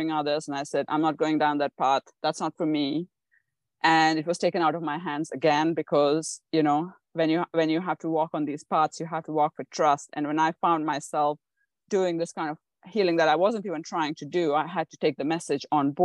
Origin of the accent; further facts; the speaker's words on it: India; I was born in India